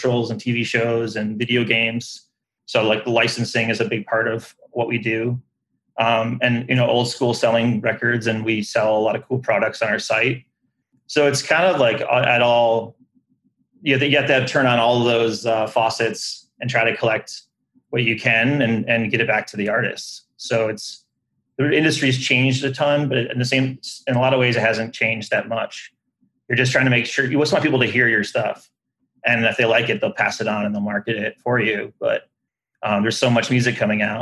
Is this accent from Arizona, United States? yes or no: no; Detroit, Michigan, United States; growing up in the Detroit area